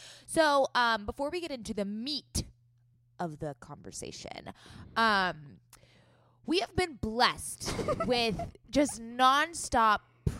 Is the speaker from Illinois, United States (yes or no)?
no; San Diego, California, United States; accent: Valley Girl; So, Scout and I grew up in San Diego. We did not grow up in the Valley yet. We are Southern California gals.